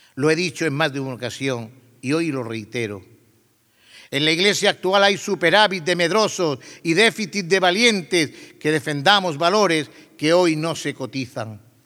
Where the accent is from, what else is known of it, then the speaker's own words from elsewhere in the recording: Torredonjimeno, Andalusia, Spain; now in Jaén, Spain; Aunque soy de Torredón Jimeno, hoy me siento jaenero